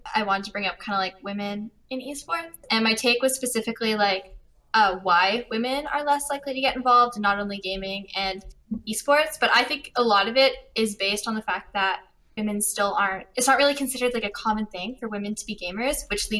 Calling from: Vancouver, British Columbia, Canada; I'm calling from Vancouver, Canada.

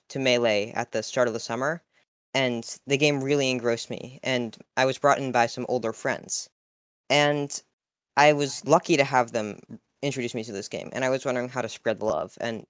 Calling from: Cambridge, Massachusetts, United States; I'm calling in from Cambridge, Massachusetts.

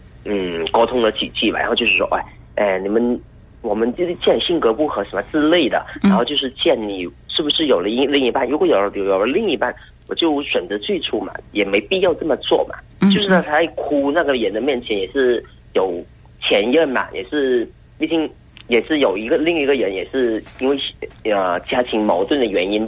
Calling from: Hainan, China; 我是从海南那边打过来的嘛

